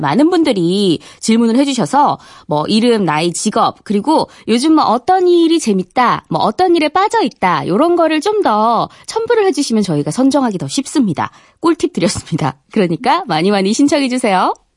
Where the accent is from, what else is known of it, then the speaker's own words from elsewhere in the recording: Gyeongsang, South Korea; 저도 이게 경상도 출신이거든요.